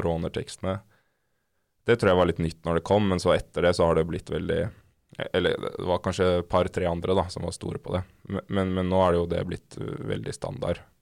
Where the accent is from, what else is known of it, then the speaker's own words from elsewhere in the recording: Oslo, Norway; Jeg er oppvokst i Oslo på Nordstrand.